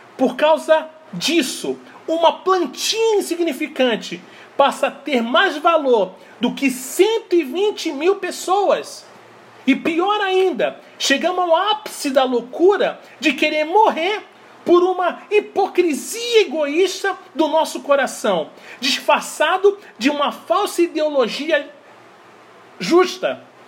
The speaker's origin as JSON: {"language": "Portuguese", "country": "Brazil", "said": "Eu sou brasileiro"}